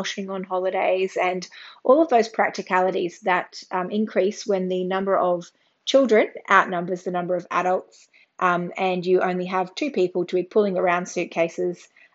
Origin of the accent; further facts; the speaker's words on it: Australia; I'm an Australian mum of four daughters